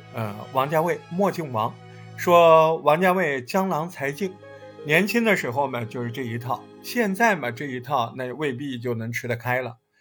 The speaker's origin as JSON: {"language": "Chinese", "town": "Hangzhou", "region": "Zhejiang", "country": "China", "tie": "born or raised there", "said": "我对杭州的记忆，更多的就是各种学校嘛，大学的这种老房子、新房子"}